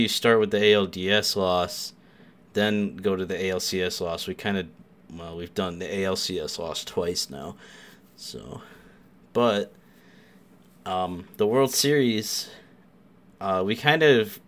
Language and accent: English; New York, United States; I'm the New Yorker